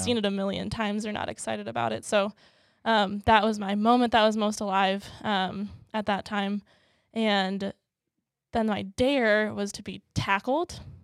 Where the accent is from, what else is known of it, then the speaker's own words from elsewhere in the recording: Maple Plain, Minnesota, United States; also born or lived in Georgia; I moved at about a year old to Minneapolis, or the Minneapolis suburbs. Um, so I grew up there my whole life